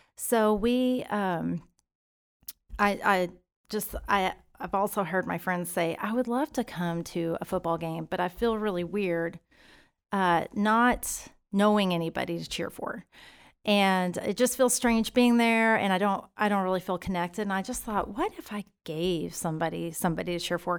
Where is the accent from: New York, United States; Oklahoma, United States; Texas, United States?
Texas, United States; Stephenville; moved away as an adult; now in Keller, United States; I'm from Stephenville, Texas